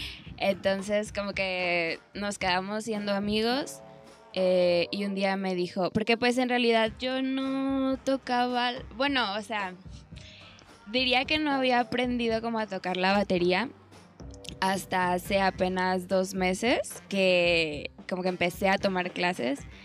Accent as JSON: {"language": "Spanish", "region": "Baja California", "country": "Mexico", "moved": "yes", "said": "yo soy de Baja California"}